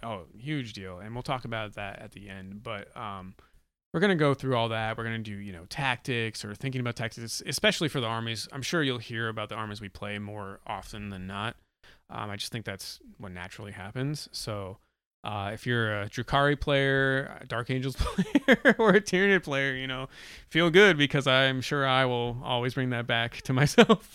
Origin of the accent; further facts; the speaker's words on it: New Hampshire, United States; I'm from New Hampshire